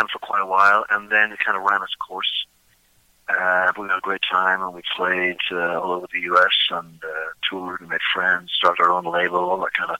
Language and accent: English; Dublin, Leinster, Ireland; moved away as an adult; also born or lived in Pittsburgh; I grew up in Dublin.